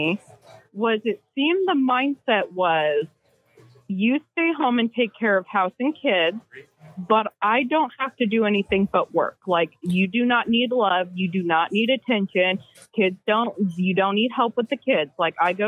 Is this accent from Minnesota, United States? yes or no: no; California, United States; moved away as an adult; now in Missouri, United States; So I'm from California.